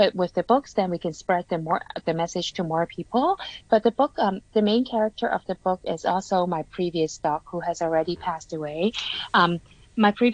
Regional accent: Canada; now in Hong Kong; I grew up in Canada and then I came back to Hong Kong, like a bit of everywhere.

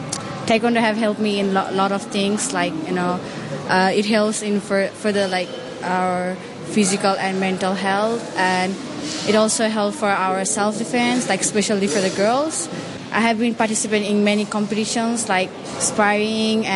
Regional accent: Nepal; now in Hong Kong; I was born in Nepal

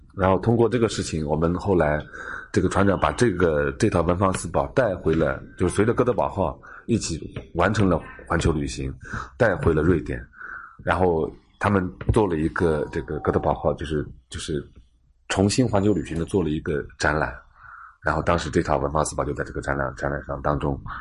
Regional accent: Zhejiang, China; 我们浙江这边

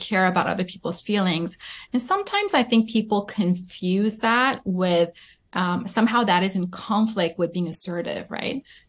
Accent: Southern California, United States; also born or lived in South Korea; I was born and raised in Southern California, and then I went to elementary school in Korea, and then we came back when I was in middle school.

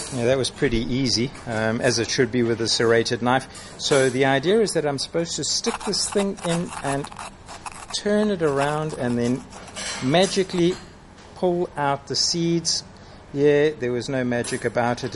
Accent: Durban, KwaZulu-Natal, South Africa; now in Hong Kong; my hometown of Durban

